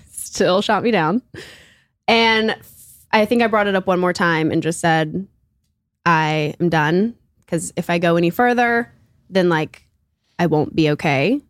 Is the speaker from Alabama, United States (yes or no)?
yes; Auburn, Alabama, United States; I'm from Auburn, Alabama